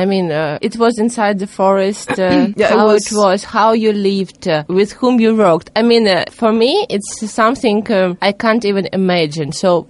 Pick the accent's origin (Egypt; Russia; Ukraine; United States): Russia; I'm from Russia. It's okay.